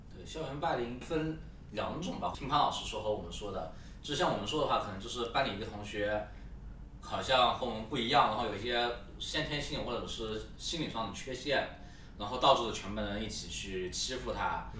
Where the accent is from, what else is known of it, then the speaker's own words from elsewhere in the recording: Yunnan, China; 我们云南话叫“看蚂蚁”